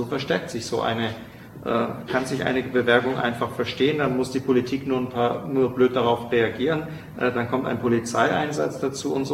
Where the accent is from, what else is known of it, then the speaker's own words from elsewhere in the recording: Baden-Württemberg, Germany; weil ich komme ja nun aus Baden.